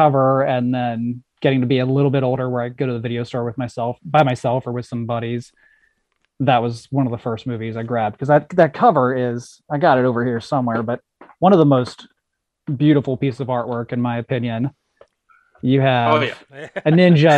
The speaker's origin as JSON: {"language": "English", "region": "Ohio", "country": "United States", "tie": "born or raised there", "said": "I grew up out in Ohio, kind of middle of nowhere"}